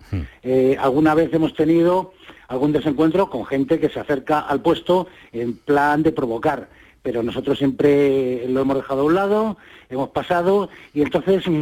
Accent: Spain; nosotros somos españoles y mejor que nosotros no va a dar el tipo nadie?

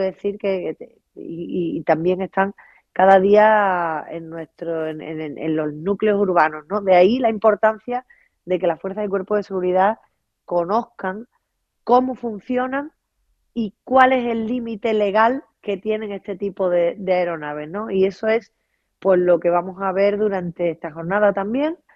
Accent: Huelva, Andalusia, Spain; ya sabes que yo soy una enamorada de Huelva, de mi tierra

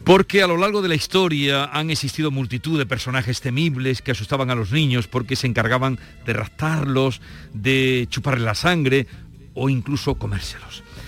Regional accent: Los Pedroches, Andalusia, Spain; mi tierra, a la comarca Los Pedroches

